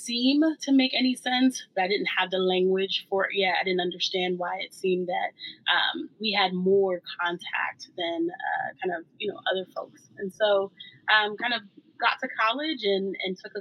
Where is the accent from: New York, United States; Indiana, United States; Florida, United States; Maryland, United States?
New York, United States; New York City; I'm from New York City, born and raised in Brooklyn, New York